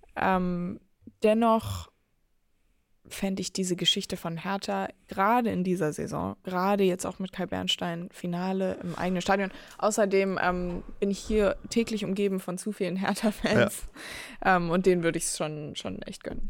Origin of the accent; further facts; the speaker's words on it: Hamburg, Germany; now in Berlin, Germany; nach Hamburg in meine Heimat